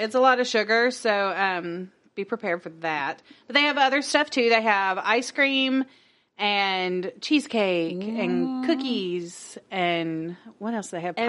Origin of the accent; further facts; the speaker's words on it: United States; I'm American.